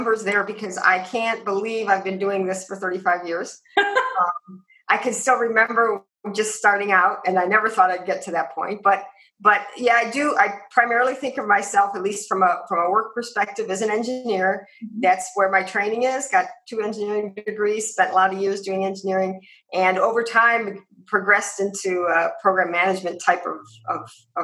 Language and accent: English; Cleveland, Ohio, United States; now in Arizona, United States; grew up outside of Cleveland